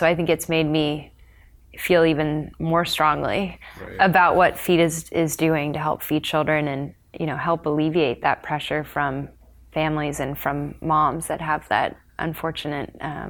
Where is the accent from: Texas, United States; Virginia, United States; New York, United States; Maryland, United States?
Texas, United States; also born or lived in Colorado; So I was born in Colorado and then we moved to Texas.